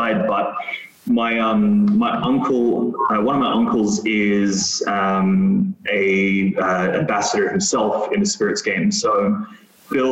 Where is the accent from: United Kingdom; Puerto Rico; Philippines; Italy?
Philippines; Metro Manila; also born or lived in Adelaide, Australia; now in United States; I'd never felt at home, because I grew up in the Philippines